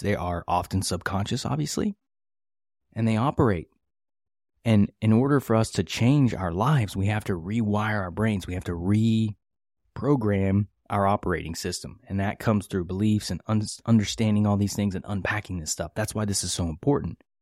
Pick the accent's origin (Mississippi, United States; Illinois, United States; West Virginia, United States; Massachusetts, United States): West Virginia, United States; I grew up in West Virginia in the, uh, eighties and nineties